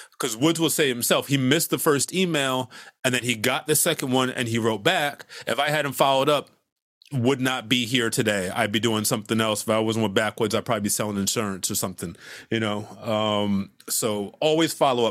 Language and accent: English; Hartford, Connecticut, United States; moved away as an adult; also born or lived in Boston, Massachusetts; now in Brooklyn, United States; I was born in Hartford, Connecticut, and then I moved to Boston specifically to go to Berklee.